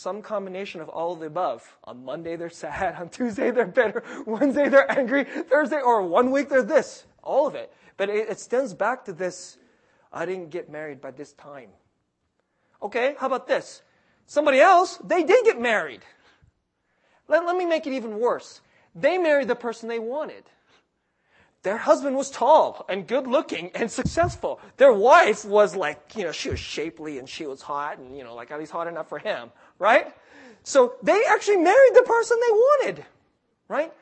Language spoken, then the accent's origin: English; California, United States; I'm from California